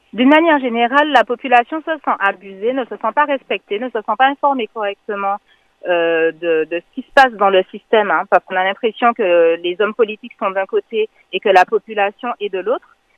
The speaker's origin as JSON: {"language": "French", "country": "Martinique", "said": "je suis une martiniquaise de 37 ans"}